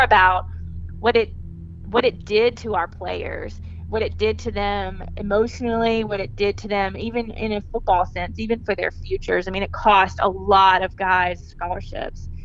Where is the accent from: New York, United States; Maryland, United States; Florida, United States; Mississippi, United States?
Mississippi, United States; Clinton; also born or lived in Birmingham, Alabama; I grew up in Clinton, Mississippi, which is a suburb of Jackson, Mississippi. I lived there my whole life.